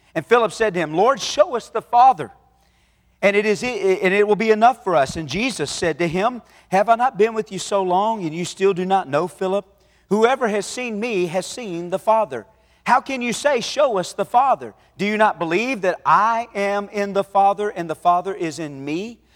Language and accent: English; Rusk, Texas, United States; now in Dallas, United States; I grew up in Rusk